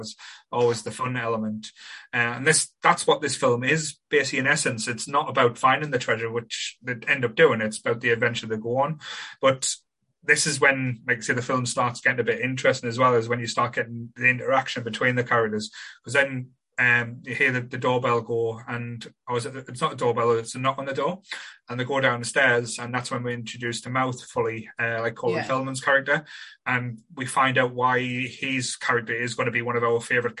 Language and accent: English; Sunderland, North East England, United Kingdom; I grew up in a place called Ryup, which is a little old mining village